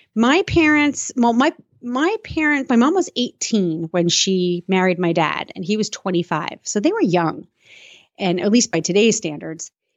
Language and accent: English; Suffern, New York, United States; I was born in Suffern, New York